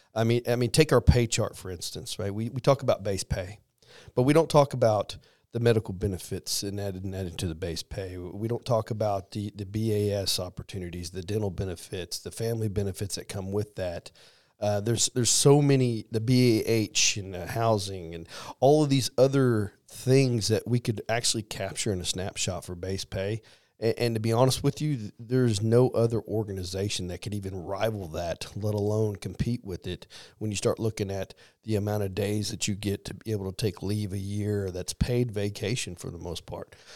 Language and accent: English; Missouri, United States; moved away; I am from Missouri